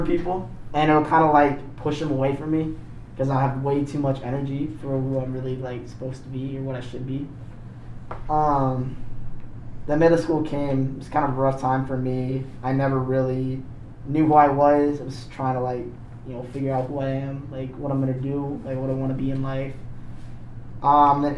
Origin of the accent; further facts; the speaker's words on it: Maine, United States; I was born and raised in Maine